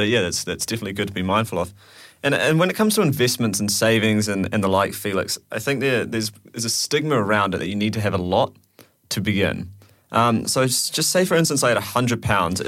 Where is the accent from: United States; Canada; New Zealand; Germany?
New Zealand; moved away as an adult; now in United Kingdom; I'm from New Zealand